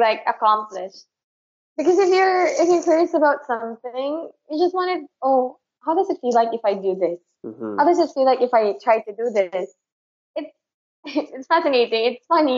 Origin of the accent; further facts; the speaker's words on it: Manila, Metro Manila, Philippines; being a Filipino